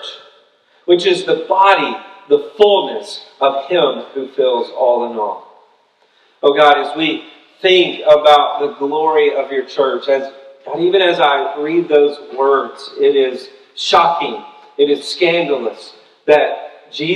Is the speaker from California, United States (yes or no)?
no; Tennessee, United States; moved away as an adult; also born or lived in Birmingham, Alabama; I'm from Tennessee